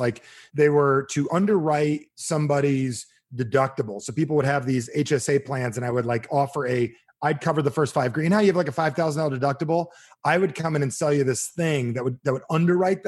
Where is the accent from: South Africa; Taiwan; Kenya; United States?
United States; New Jersey; moved away; I'm from Jersey